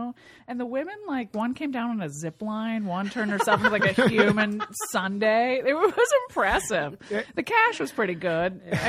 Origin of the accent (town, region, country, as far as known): Pennsylvania, United States; born or raised there